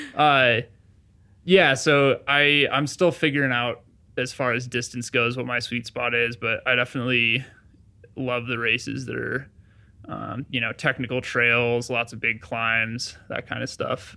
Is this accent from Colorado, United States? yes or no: yes; Durango, Colorado, United States; I grew up in Durango, Colorado